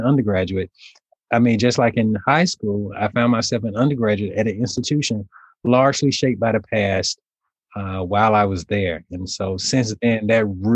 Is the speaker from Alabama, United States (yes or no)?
yes; Alabama, United States; moved away as an adult; also born or lived in Nashville, Tennessee / Indiana; my hometown in Alabama